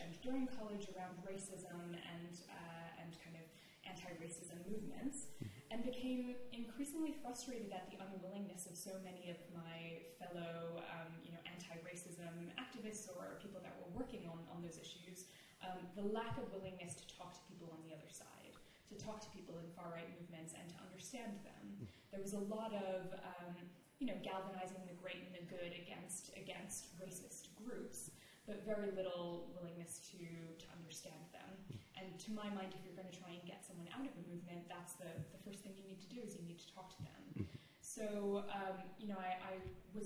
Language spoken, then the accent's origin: English; New Jersey, United States; I grew up in New Jersey, it's one of the most diverse states